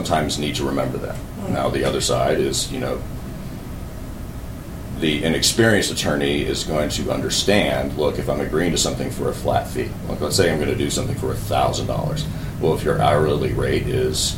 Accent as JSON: {"language": "English", "town": "Little Rock", "region": "Arkansas", "country": "United States", "tie": "born or raised there", "said": "I grew up here in Little Rock"}